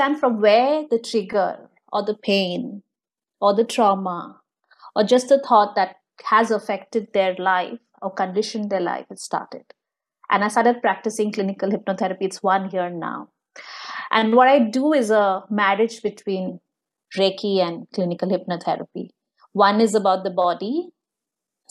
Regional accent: India; moved away; I come from India. I'm born and brought up there

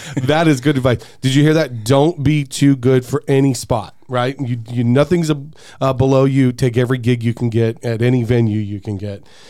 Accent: Peoria, Arizona, United States; also born or lived in Glendale, Arizona; I've lived in Glendale or Peoria my entire life

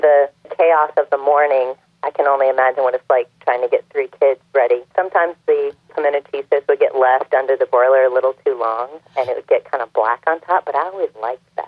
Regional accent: Burlington, North Carolina, United States; I'm from Burlington, North Carolina. That's where I was born. So I grew up in a Southern family

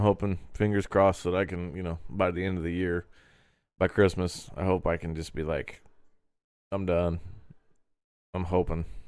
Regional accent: Terre Haute, Indiana, United States; been here my whole life, and this is my town

